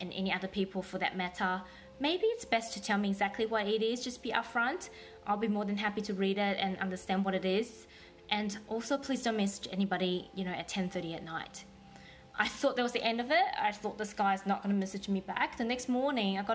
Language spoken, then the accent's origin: English; Taiwan; also born or lived in New Zealand; now in Australia; I was born in Taiwan, lived in New Zealand for 12 years, and moved to Australia about 15 years ago